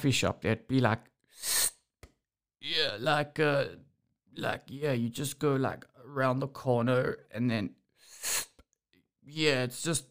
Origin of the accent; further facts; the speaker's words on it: Johannesburg, Gauteng, South Africa; growing up in Johannesburg, which predominantly is English